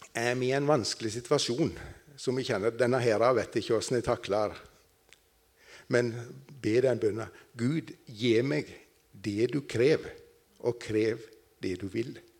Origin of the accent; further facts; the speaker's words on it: Nissedal, Telemark, Norway; moved away; jeg kommer fra Telemark, Nissedal. Det hører vel kanskje de fleste